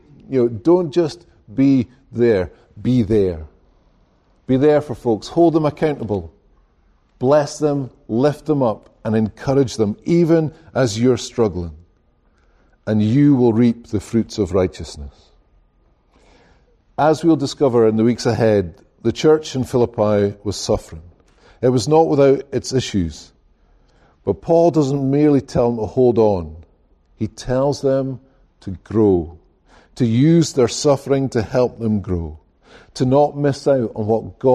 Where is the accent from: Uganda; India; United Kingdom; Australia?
United Kingdom; Scotland; now in United States; I come from Scotland